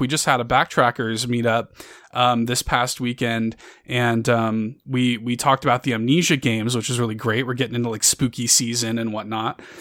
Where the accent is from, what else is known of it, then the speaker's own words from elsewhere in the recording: Chicago, Illinois, United States; I grew up in Chicago. I grew up in the south side of Chicago